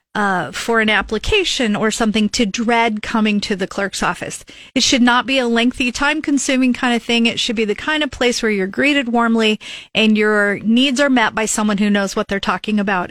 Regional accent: Lincoln, Nebraska, United States; I grew up here in Northeast Lincoln

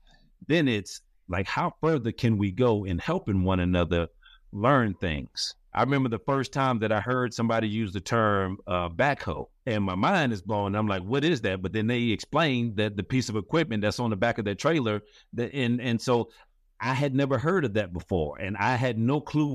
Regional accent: Forest Park, United States; growing up in Forest Park, or coming up in Forest Park, I just really got to a place where, after I had been there for a while

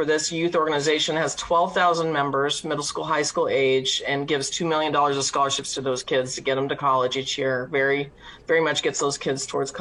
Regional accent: York, Nebraska, United States; I'm from York, Nebraska

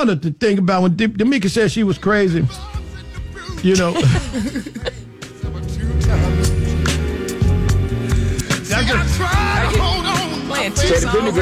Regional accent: Chicago, Illinois, United States; also born or lived in the South; I grew up in the South, right? and Chicago

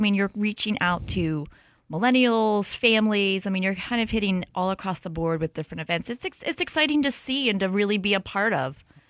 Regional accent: Paxtang, Pennsylvania, United States; I grew up in Paxtang

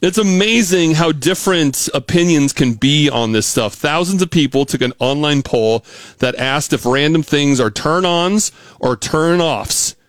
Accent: Pacific Northwest, United States; moved away as an adult; now in Missouri, United States; I grew up in the Pacific Northwest

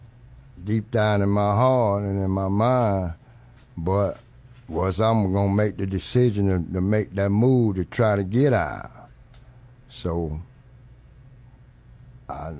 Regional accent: Miami, Florida, United States; I was born and raised in Miami, Florida in 1960, and I grew up in the neighborhood that we call Overtown

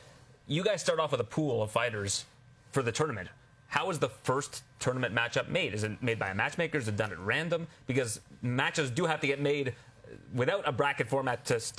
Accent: Canada; as a Canadian

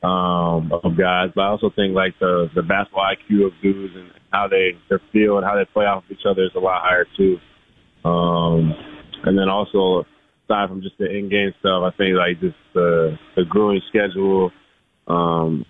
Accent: Aurora, Ontario, Canada; moved away; Aurora's a great place. Taught me a lot of things. Grew me up

